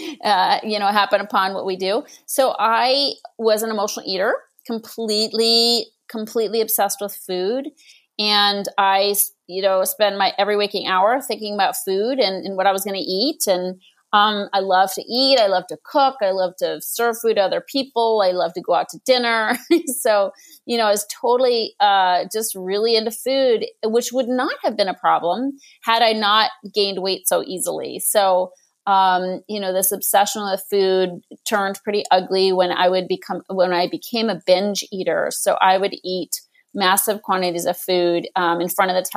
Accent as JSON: {"language": "English", "town": "Boston", "region": "Massachusetts", "country": "United States", "tie": "born or raised there", "moved": "yes", "lives_now": "Los Angeles, United States", "said": "I grew up in Boston"}